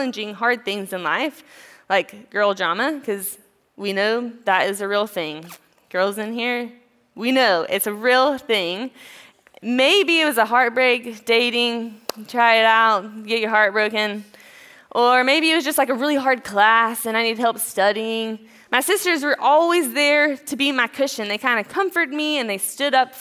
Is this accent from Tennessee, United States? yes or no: yes; East Tennessee, United States; now in Greenville, United States; I'm from a small town in East Tennessee with a sweet little family. I grew up with my parents and my sisters.